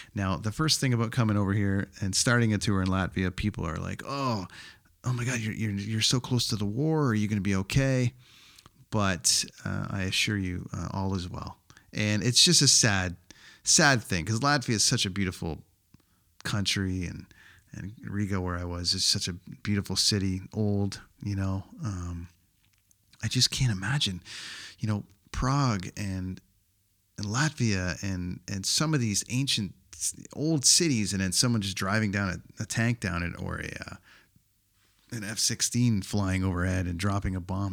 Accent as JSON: {"language": "English", "country": "Canada", "said": "my home country of Canada"}